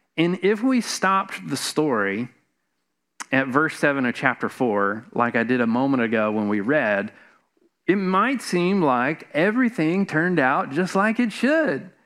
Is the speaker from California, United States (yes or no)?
no; Atlanta, Georgia, United States; moved away as an adult; now in Savannah, United States; Karen and I, we grew up in Metro Atlanta.